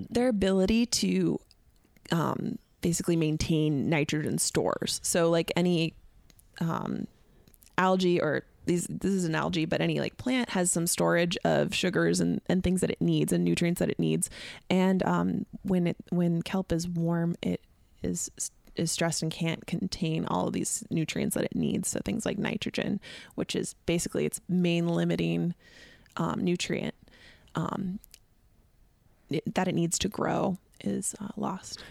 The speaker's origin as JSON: {"language": "English", "town": "Sitka", "region": "Alaska", "country": "United States", "tie": "born or raised there", "moved": "as an adult", "lives_now": "California, United States", "said": "growing up in Southeast Alaska, you learn a lot about living off of the land"}